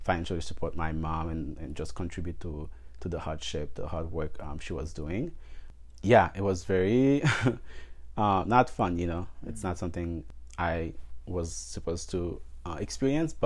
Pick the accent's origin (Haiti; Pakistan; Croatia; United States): Haiti; Les Cayes, Sud; English is a second language; moved away; also born or lived in Port-au-Prince, Haiti; I was born in the capital of Haiti, and then my mom moved to the south for a better life